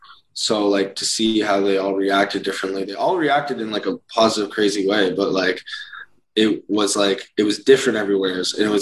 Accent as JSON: {"language": "English", "country": "Canada", "said": "We're from Canada where like cities are like 16-hour drives apart."}